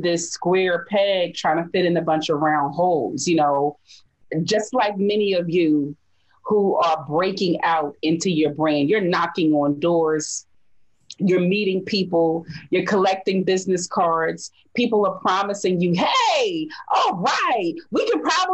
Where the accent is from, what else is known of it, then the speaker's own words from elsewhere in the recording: Philadelphia, Pennsylvania, United States; I was born and raised in North Philadelphia